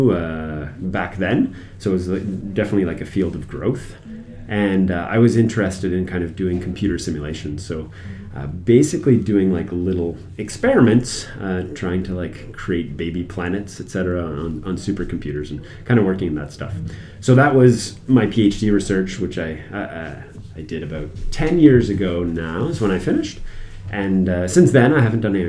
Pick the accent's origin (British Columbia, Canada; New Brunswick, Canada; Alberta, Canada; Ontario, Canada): New Brunswick, Canada; Moncton; moved away as an adult; also born or lived in Halifax; I'm from Moncton originally